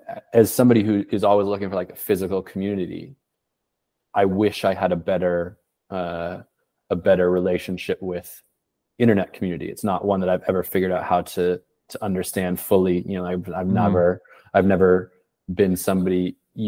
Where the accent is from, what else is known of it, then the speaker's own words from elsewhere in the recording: Portland, Oregon, United States; moved away as an adult; also born or lived in Boston; now in Paris, France; I'm from Portland, Oregon. I left in 2008